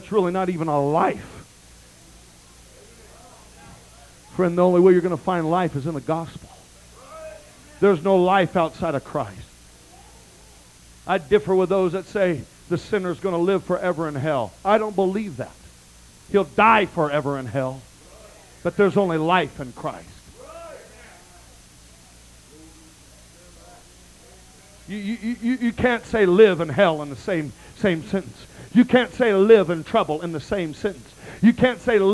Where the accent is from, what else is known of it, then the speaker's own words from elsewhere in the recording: United States; I am a very proud American.